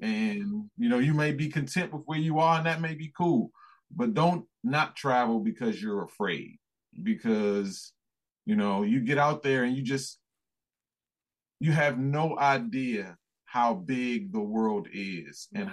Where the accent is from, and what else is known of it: United States; accent: American